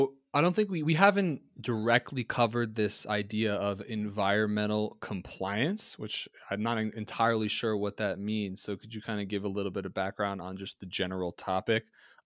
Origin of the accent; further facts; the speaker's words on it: Ringwood, New Jersey, United States; I'm from Ringwood, New Jersey